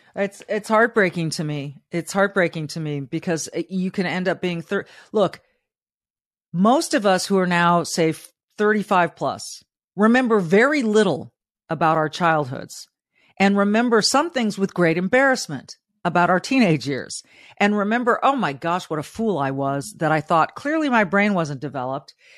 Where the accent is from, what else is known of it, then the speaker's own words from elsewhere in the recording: Southern California, United States; a young Hispanic girl growing up in Southern California with not much